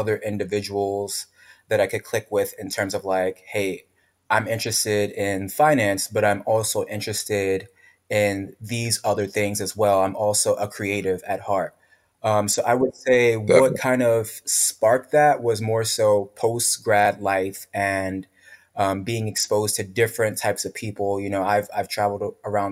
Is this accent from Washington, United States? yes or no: no; New York City, New York, United States; A lot of my friends from the block, from the hood, from growing up in the Bronx